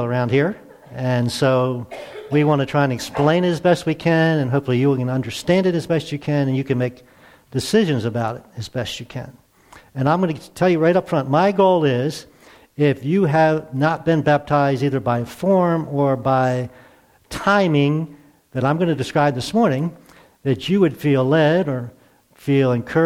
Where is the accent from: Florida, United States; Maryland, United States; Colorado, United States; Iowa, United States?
Maryland, United States; near Baltimore; I grew up near Baltimore in a very Catholic community